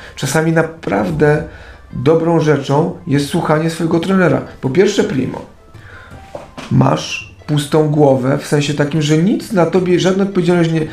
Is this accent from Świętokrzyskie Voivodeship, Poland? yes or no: yes; Kielce, Świętokrzyskie Voivodeship, Poland; jestem z Kielc